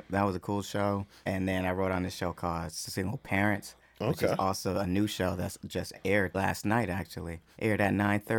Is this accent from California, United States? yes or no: no; Roswell, Georgia, United States; also born or lived in Stone Mountain, Georgia; I'm from the north side, so I grew up in Roswell, and then I also lived in Stone Mountain for a little bit of time.